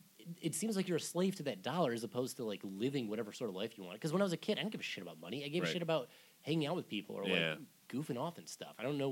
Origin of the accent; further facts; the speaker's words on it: Michigan, United States; moved away; Yeah, I grew up in Michigan.